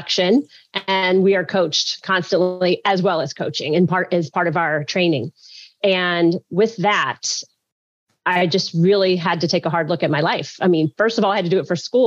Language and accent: English; Alabama, United States; also born or lived in Louisiana; now in New Orleans, United States; I was born in Louisiana, which is also where I live now. But I grew up in Alabama